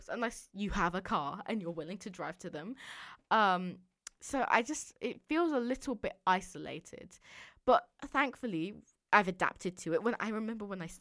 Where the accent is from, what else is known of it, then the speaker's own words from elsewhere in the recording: London, United Kingdom; also born or lived in Dorset (boarding school); I'm from London